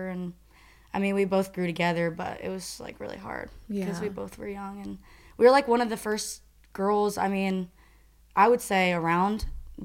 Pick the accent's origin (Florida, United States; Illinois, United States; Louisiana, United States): Florida, United States; St. Petersburg; I grew up in St. Pete, Tampa.